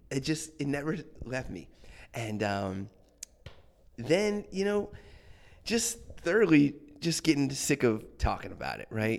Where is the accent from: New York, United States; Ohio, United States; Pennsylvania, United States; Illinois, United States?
Ohio, United States; Akron; moved away as an adult; also born or lived in Boston; now in Washington, D.C., United States; we're from um, yeah the Akron area, Cleveland, Akron